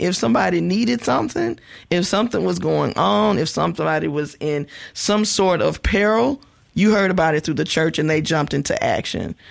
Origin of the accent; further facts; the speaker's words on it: West Point, Mississippi, United States; I'm from West Point, Mississippi